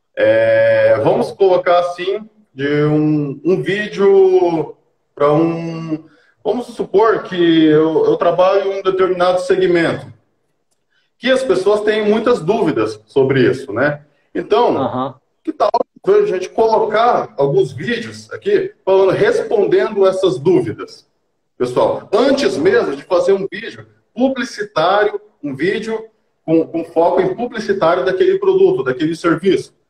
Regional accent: Colorado do Oeste, Rondônia, Brazil; eu nasci aqui em Colorado do Oeste mesmo, né? É, uhum. Nascido e criado aqui na terrinha

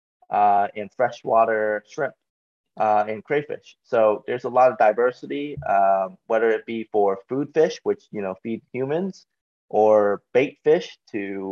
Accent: Ohio, United States; also born or lived in Baltimore, Maryland; We're originally from Ohio. I was born in Ohio

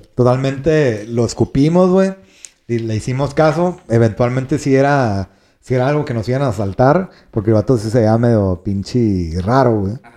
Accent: northern Mexico, Mexico; somos, este, norteños

